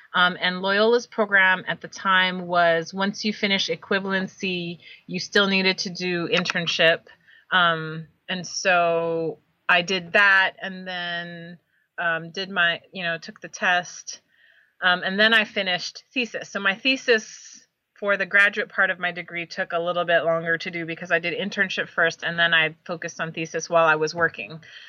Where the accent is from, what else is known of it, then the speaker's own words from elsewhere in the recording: Hawaii, United States; moved away as an adult; also born or lived in New Orleans, Louisiana; now in Knoxville, United States; I grew up in Hawaii, so the food, the music, the culture, everything felt really familiar to me.